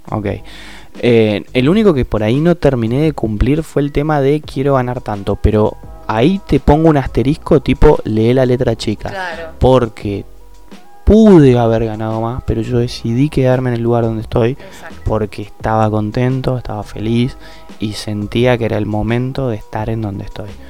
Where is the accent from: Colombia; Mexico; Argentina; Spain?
Argentina; como argentino, vivimos en Argentina